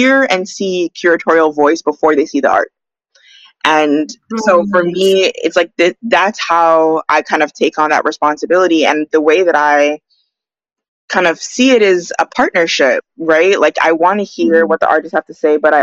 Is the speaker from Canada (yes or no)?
yes; Toronto, Ontario, Canada; also born or lived in British Columbia; now in Vancouver, Canada; I'm from Toronto